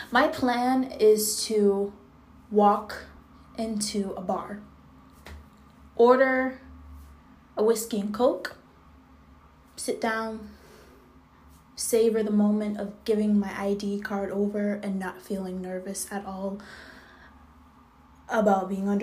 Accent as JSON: {"language": "English", "country": "Jamaica", "tie": "born or raised there", "lives_now": "United States", "said": "I was raised in Jamaica, West Indies. So I did go to school in the States um, t- uh, for a very small amount of time."}